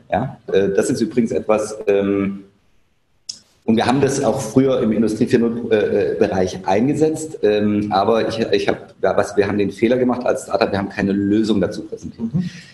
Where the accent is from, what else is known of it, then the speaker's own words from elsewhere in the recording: Germany; als Deutscher